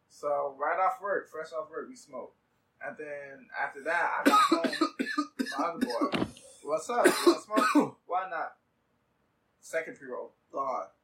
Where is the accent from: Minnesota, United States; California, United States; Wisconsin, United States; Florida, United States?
California, United States; San Jose; because we're from San Jose.